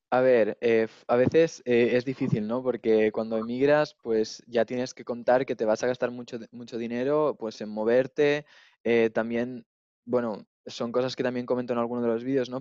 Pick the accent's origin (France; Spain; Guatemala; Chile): Spain; near Girona, Catalonia; moved away as an adult; now in Munich, Germany; Yo, yo soy de España, de cerca de Barcelona. Vengo de un pueblo que está así un poco más al norte, cerca de Gerona.